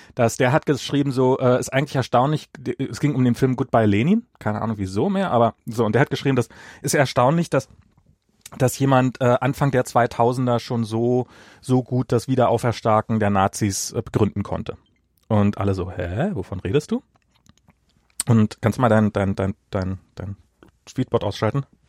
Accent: East Germany, Germany; moved away as an adult; also born or lived in Russia; now in United States; ich bin im Osten und habe dann halt noch meine Kindheit noch in Russland äh, verbracht, einen Teil meiner Kindheit

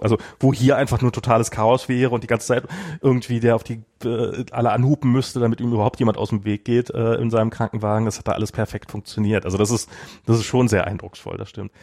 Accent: Berlin, Germany; als ich ein Kind war, in einer Mainzer Straße, also es gab äh, in, einer, in, in Friedrichshain

